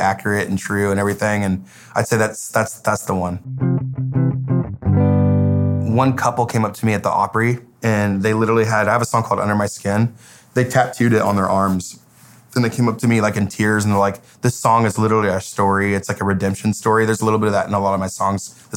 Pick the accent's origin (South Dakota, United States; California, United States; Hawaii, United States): California, United States; Paradise; moved away as an adult; now in Nashville, United States; My hometown is Paradise, California